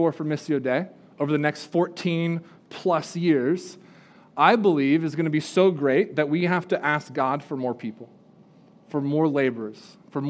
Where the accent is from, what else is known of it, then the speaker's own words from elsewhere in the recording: California, United States; now in Spruce Pine, United States; I grew up in California, live in Spruce Pine